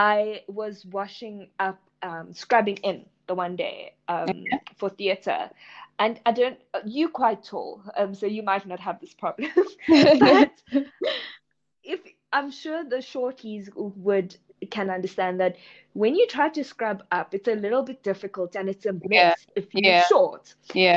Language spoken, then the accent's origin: English; India; me being an Indian female also comes with definite stereotypes